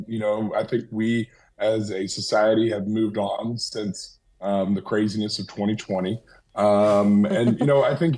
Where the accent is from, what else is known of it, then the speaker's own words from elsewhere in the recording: Ohio, United States; moved away; growing up in Ohio, I was in Ohio the day that 9/11 happened